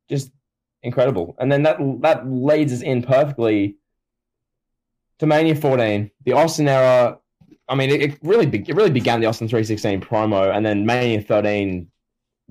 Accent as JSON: {"language": "English", "country": "Australia", "said": "Yes, I am Australian"}